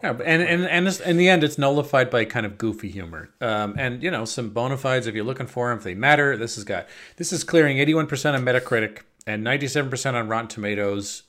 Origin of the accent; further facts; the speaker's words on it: Long Island, New York, United States; moved away as an adult; now in Netherlands; I grew up on Long Island